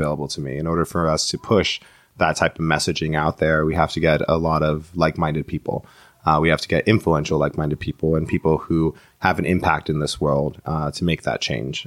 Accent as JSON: {"language": "English", "town": "New York City", "region": "New York", "country": "United States", "tie": "born or raised there", "said": "I was born in the in the Bronx"}